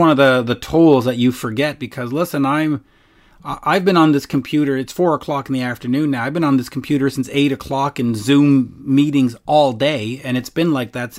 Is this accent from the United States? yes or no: no; Canada